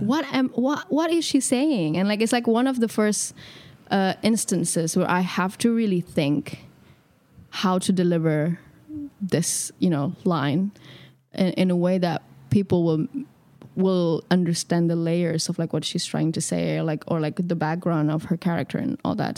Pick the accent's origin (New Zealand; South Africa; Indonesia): Indonesia; moved away as an adult; also born or lived in Jakarta; now in London, United Kingdom; I grew up in Indonesia my whole life